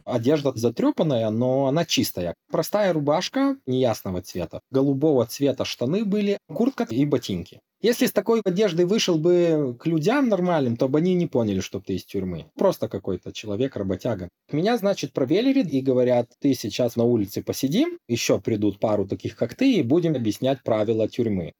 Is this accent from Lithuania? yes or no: yes; Lithuania; moved away; also born or lived in Norway; я литовец